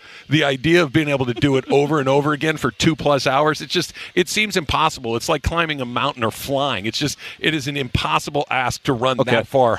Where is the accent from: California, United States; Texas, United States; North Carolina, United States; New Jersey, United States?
California, United States; Arcadia; I grew up in Arcadia, and it wasn't like a surf culture, but there were people that were surfers